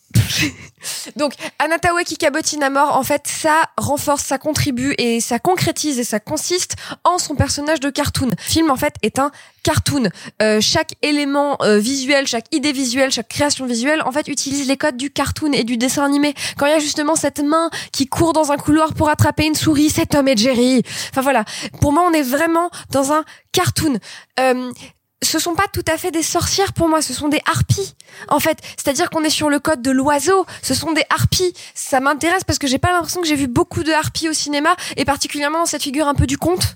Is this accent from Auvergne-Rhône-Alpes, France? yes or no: yes; Grenoble, Auvergne-Rhône-Alpes, France; je suis de Grenoble